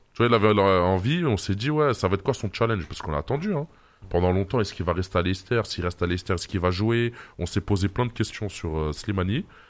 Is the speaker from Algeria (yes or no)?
yes; Algeria; chez nous en Algérie